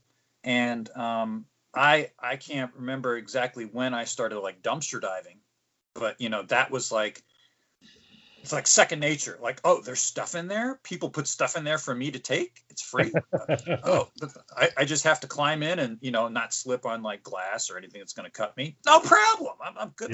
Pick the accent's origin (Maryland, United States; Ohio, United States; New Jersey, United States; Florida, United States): New Jersey, United States; Morristown; I grew up in Morristown, New Jersey, and there was a Big Garbage Day. There isn't where I live now